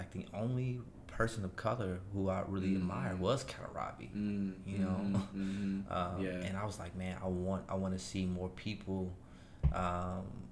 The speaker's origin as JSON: {"language": "English", "town": "Chicago", "region": "Illinois", "country": "United States", "tie": "born or raised there", "said": "in Chicago, in my hometown"}